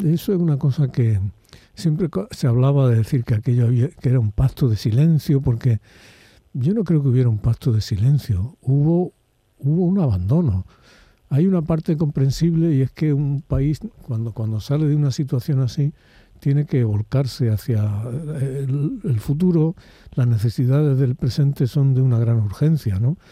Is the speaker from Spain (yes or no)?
yes; Spain; los españoles durante la época de Franco